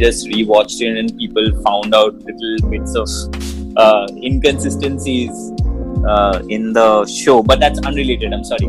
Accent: Kolkata, West Bengal, India; now in Mumbai, India; I am from Calcutta and currently I'm residing in Bombay.

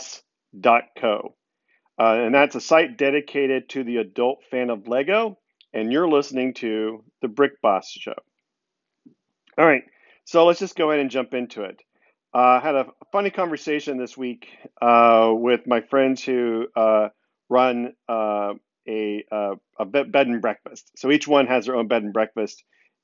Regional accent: Texas, United States; I'm the Texan in the group

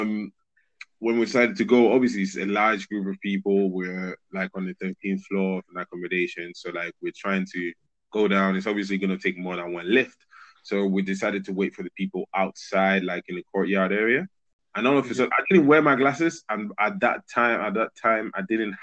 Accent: Madrid, Community of Madrid, Spain; first language Spanish; English is a second language; moved away as an adult; now in United Kingdom; I was born and raised in Madrid, Spain. Yes, I said it with the correct pronunciation because Spanish is my first language.

